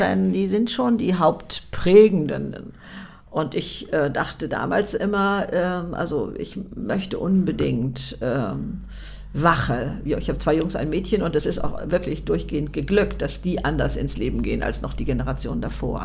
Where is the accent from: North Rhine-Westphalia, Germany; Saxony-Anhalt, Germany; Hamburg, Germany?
Hamburg, Germany; Hamburg ähm, ich äh, meine Heimatstadt sozusagen